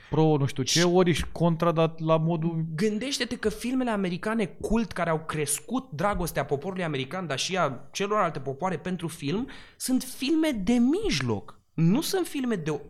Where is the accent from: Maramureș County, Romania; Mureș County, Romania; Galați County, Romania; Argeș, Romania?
Galați County, Romania; Galați; moved away as an adult; now in Bucharest, Romania; Eu când am plecat prima oară din Galați și am venit la București, după trei luni, pentru că am venit să fac actorie și fără să vreau după trei luni de stat în București